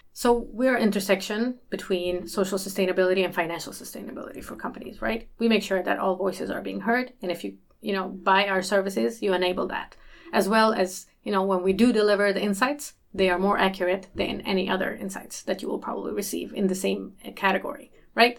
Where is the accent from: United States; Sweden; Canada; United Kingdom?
Sweden; Malmö, Skåne; also born or lived in North Macedonia; I am from Malmö. Actually, I was born in Macedonia.